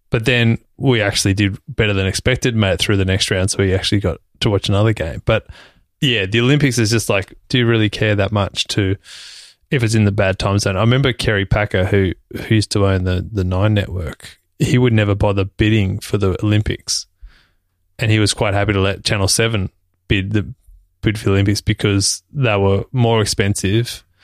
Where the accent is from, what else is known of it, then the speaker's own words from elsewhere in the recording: Australia; being an Australian citizen